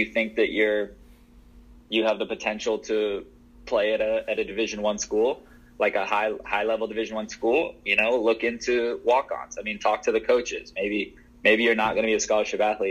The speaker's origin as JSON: {"language": "English", "region": "the South", "country": "United States", "said": "I was from the South"}